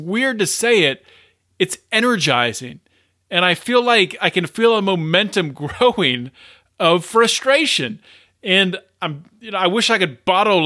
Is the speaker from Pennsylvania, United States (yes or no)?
yes; Pennsylvania, United States; Pennsylvania right here, my home state